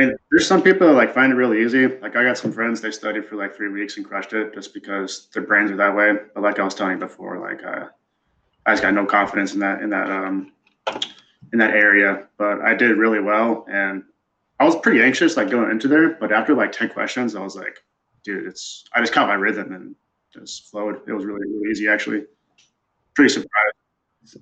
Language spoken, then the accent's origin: English; Wisconsin, United States; moved away as an adult; also born or lived in Oklahoma / West Point, New York / Missouri / Seattle, Washington; now in Chicago, United States; I was born in Oklahoma. Then I went to the middle of nowhere, Wisconsin, where I fought cows and raised sheep